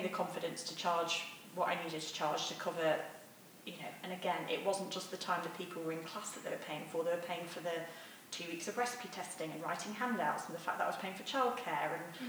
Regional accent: England, United Kingdom; He's like a maths nerd. I'm English girl.

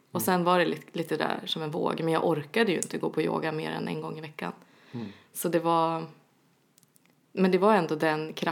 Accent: Norrland, Sweden; now in Stockholm, Sweden; jag är från Norrland.

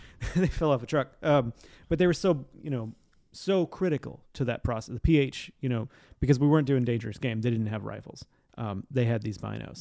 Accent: Montana, United States; I'm from Montana

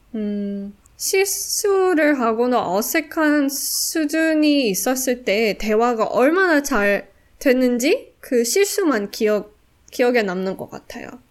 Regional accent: South Africa; Korean is a second language; now in Singapore; 100% 남아공 사람

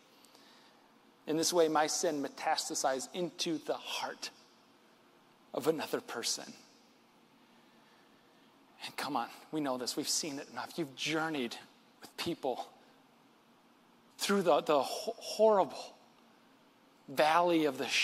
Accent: West Michigan, United States; born and raised in West Michigan, like I am

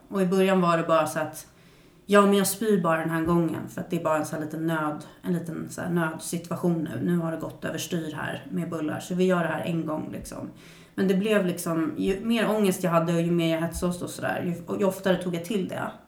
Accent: Stockholm, Stockholm County, Sweden; jag växte upp på Södermalm i Stockholm

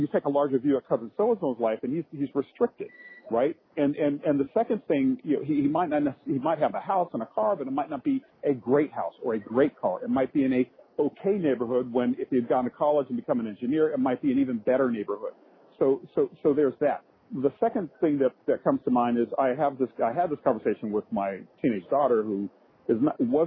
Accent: Chattanooga, Tennessee, United States; I grew up in Chattanooga, Tennessee

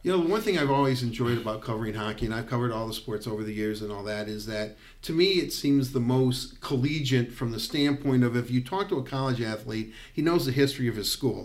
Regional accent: Detroit, Michigan, United States; growing up in Detroit

